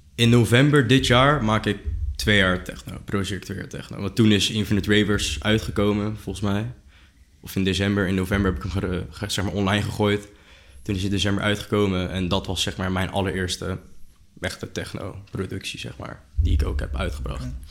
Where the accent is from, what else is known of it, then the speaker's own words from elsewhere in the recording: Noordwijk, South Holland, Netherlands; ik kom uit, eigenlijk ik kom uit Noordwijk